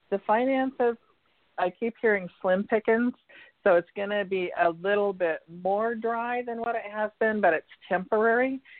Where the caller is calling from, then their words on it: Santa Barbara, California, United States; I'm from California, Santa Barbara